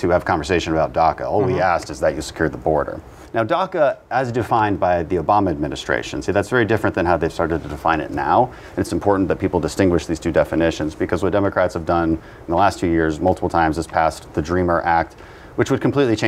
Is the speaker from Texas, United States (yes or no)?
yes; Houston, Texas, United States; also born or lived in Bogota; I'm from Houston. It's the most diverse city in America